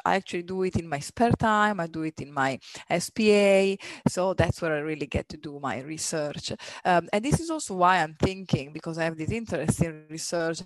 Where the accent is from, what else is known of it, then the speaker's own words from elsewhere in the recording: near Milan, Lombardy, Italy; moved away as an adult; My hometown is really next to Milan, so it's a two hours flight.